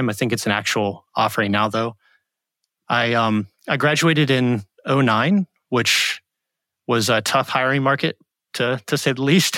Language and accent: English; Hampton Roads, Virginia, United States; also born or lived in Charlottesville, Virginia; I grew up in Hampton Roads, Virginia